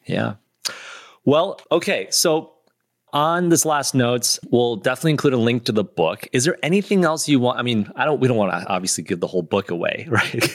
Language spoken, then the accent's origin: English; Michigan, United States; I grew up in Michigan, too